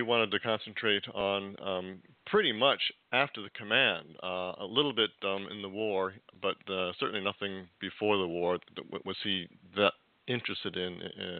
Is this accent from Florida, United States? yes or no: no; California, United States; as a Californian, I just want to jump in.